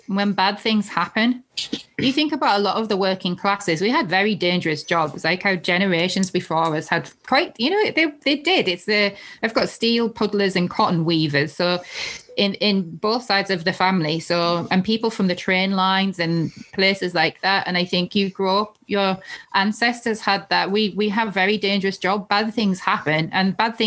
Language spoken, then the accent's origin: English; North East England, United Kingdom; accent: Northeast; moved away as an adult; now in Cornwall, United Kingdom; they'll know from my accent straight away, it's the Northeast.